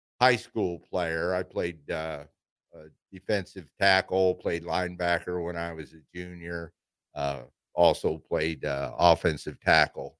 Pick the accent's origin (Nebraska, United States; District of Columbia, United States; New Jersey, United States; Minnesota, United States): Nebraska, United States; Ord; I grew up in Ord, born there. Ord's right about 50 miles northwest of Grand Island, Nebraska